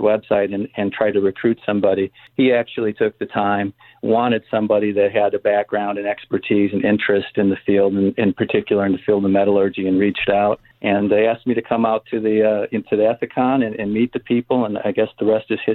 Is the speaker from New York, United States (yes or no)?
no; Northwest Indiana, United States; I grew up in Northwest Indiana.